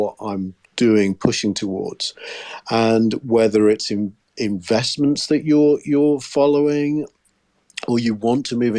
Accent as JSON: {"language": "English", "country": "United Kingdom", "said": "I was just being very British"}